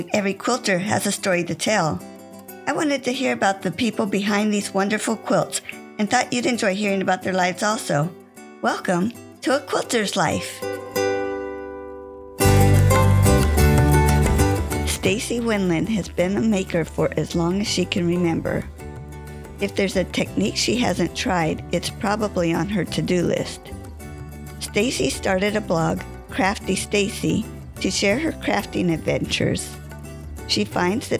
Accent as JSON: {"language": "English", "region": "California", "country": "United States", "tie": "born or raised there", "said": "I grew up in California"}